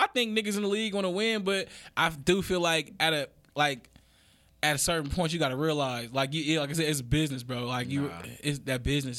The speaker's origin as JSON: {"language": "English", "town": "Oakland", "region": "California", "country": "United States", "said": "I'm from Oakland."}